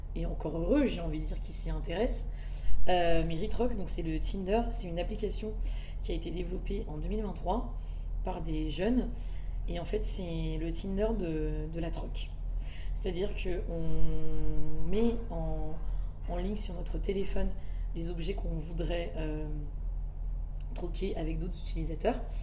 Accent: Madagascar; Je suis malgache et c'est très important pour moi des deux parents

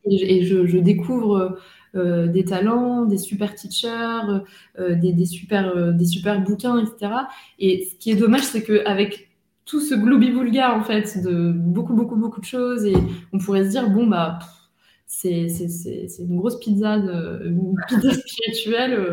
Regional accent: northern France, France; dans le nord de la France, chez moi, comment De base, je suis nordiste

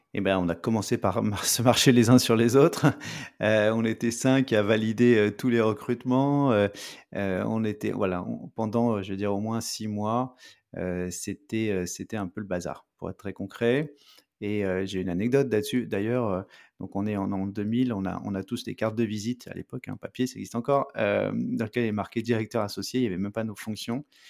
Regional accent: France; moved away as an adult; now in Montreal, Canada; je suis français, j'habite à Montréal

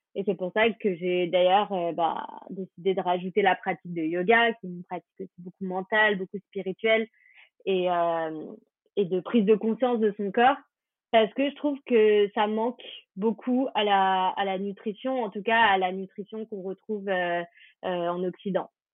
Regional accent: France; on est français

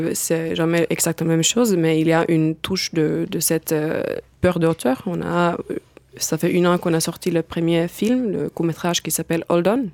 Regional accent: Finland; French is a second language; now in France; je viens de Finlande, d'où aussi mon petit accent

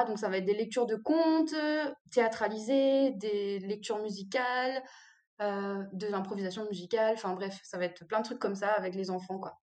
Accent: Réunion; je suis réunionnaise

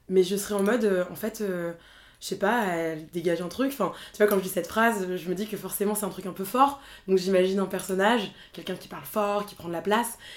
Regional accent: northern France, France; also born or lived in Rwanda; T'as grandi où Dans le nord de la France.

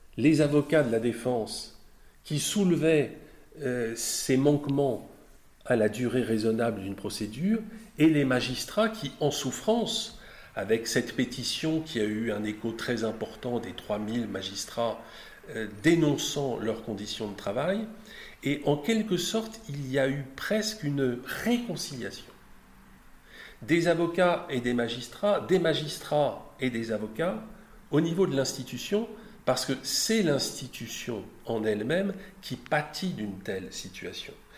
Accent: Brittany, France; mon compatriote breton, puisque je suis breton

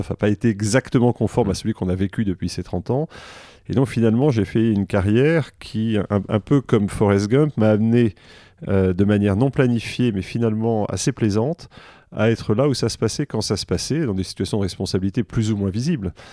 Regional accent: Versailles, Île-de-France, France; born there; parce que je suis né en mai 68 à Versailles.

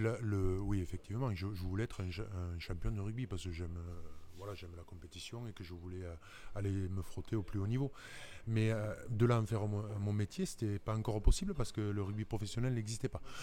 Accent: Toulouse region, Occitania, France; also born or lived in Dax; ma région d'origine

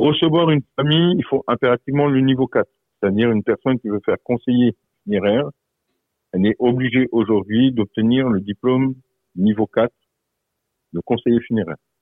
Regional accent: Moselle, Grand Est, France; par chez nous en Moselle

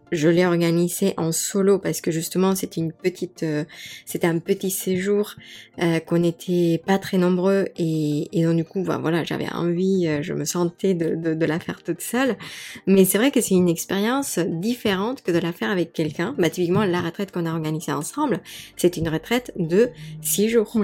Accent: Mexico City, Mexico; moved away; also born or lived in Paris, France; j'ai grandi à Mexico, j'ai toujours été dans des villes

